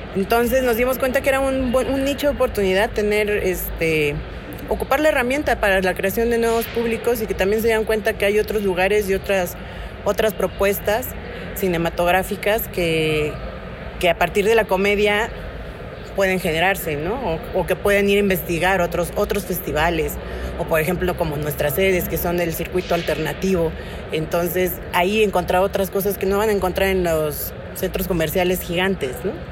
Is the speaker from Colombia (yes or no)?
no; Oaxaca, Mexico; now in Mexico City, Mexico; Yo, que soy de Oaxaca